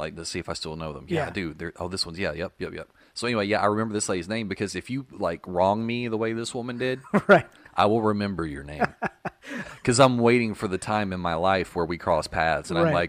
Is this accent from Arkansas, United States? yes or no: yes; Paragould, Arkansas, United States; also born or lived in Little Rock, Arkansas; I lived in Little Rock. And I came up to Paragould, my hometown, to visit my parents.